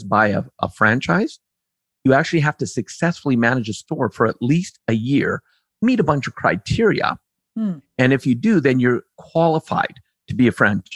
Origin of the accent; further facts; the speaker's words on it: Canada; also born or lived in central Alberta; I live in central Alberta in Canada, born and bred Canadian